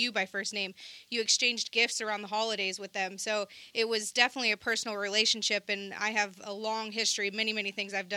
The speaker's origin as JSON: {"language": "English", "town": "Seattle", "region": "Washington", "country": "United States", "tie": "born or raised there", "moved": "yes", "said": "even though I'm from Seattle, I'm from the suburbs"}